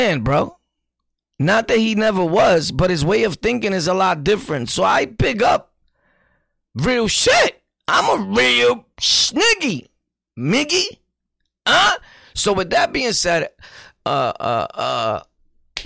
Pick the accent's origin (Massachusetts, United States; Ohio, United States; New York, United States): New York, United States; New York City; I was born and raised in Sunset? Sunset. A.K.A. Gunset.